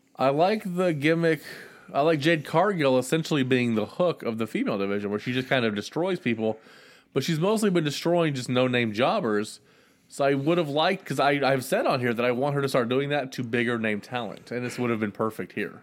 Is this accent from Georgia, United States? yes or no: yes; Georgia, United States; I grew up in Georgia